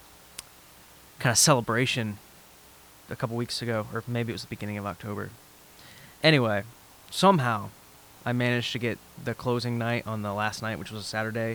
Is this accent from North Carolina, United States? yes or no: no; Dawsonville, Georgia, United States; I grew up in Dawsonville